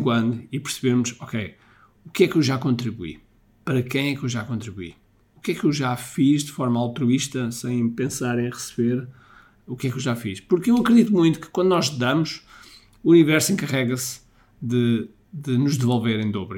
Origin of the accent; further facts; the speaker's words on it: Mozambique; moved away; eu nasci em Moçambique